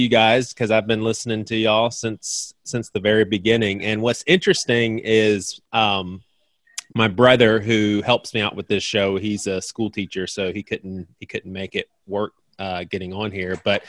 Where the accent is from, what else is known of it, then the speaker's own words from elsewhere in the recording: Charleston, South Carolina, United States; I'm from Charleston. That's about an hour and a half drive.